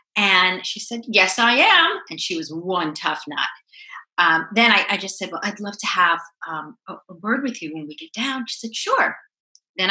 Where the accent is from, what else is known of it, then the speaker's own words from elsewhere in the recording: Syosset, New York, United States; accent: New York; now in Los Angeles, United States; I'm originally from Long Island, Syosset, Long Island